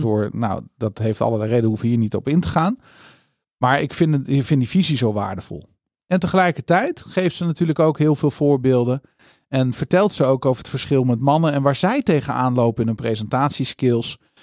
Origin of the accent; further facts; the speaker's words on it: Netherlands; ons als Hollanders